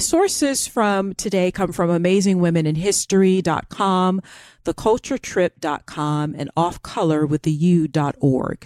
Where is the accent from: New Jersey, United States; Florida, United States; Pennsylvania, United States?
Florida, United States; accent: American; moved away; I'm from Florida